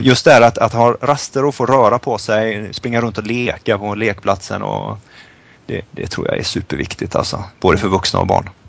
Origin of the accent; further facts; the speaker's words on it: Sweden; moved away as an adult; det finns mycket saker man saknar hemma i Sverige